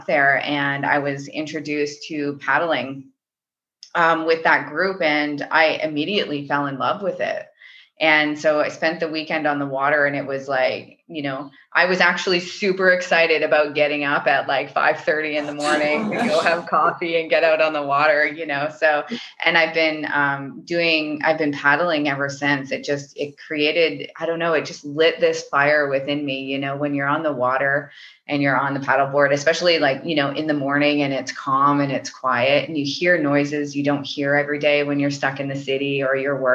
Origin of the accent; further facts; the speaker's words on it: St. Thomas, Ontario, Canada; moved away; also born or lived in Calgary / Winnipeg; I was born and raised in St. Thomas, Ontario.